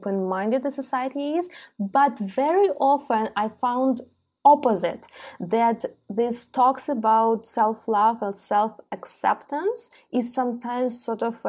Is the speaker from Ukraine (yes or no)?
yes; Ukraine; I'm born and raised in Ukraine, in Soviet Union, yeah, post-Soviet Union country